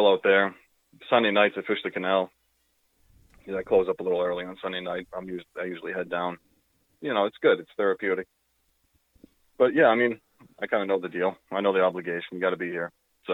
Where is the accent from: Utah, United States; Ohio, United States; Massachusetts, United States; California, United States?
Massachusetts, United States; Falmouth; I was born in Falmouth